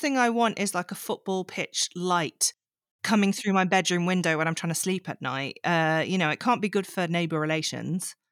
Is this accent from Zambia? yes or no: no; Yorkshire and the Humber, United Kingdom; I'm from Yorkshire